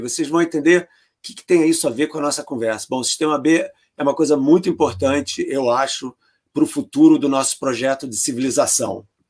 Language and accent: Portuguese; Brazil; moved away as an adult; eu estou fora do Brasil há mais de 30 anos, né? Quer dizer, há mais tempo fora do Brasil do que eu fiquei no Brasil. Eu saí do Brasil com 23.